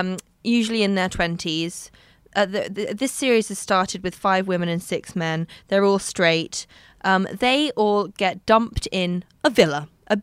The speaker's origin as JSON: {"language": "English", "country": "United Kingdom", "said": "I'm British."}